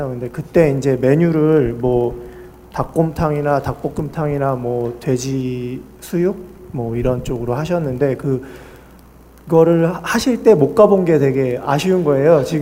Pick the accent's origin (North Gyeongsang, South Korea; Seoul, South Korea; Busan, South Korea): Seoul, South Korea; moved away as an adult; now in Jeonju, South Korea; 제가 주말마다는 이제 고향이 서울이라 왔다 갔다